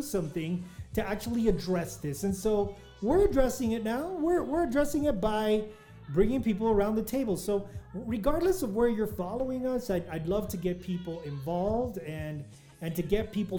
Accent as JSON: {"language": "English", "town": "El Paso", "region": "Texas", "country": "United States", "tie": "born or raised there", "said": "my hometown of El Paso, Texas"}